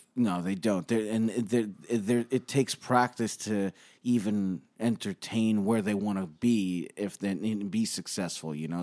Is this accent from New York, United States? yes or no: yes; New York City, New York, United States; We grew up in Bay Ridge